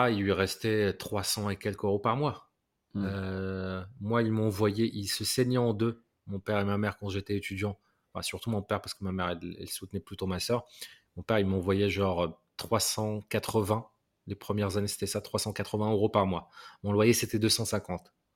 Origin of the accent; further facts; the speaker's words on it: Morocco; moved away; je viens du Maroc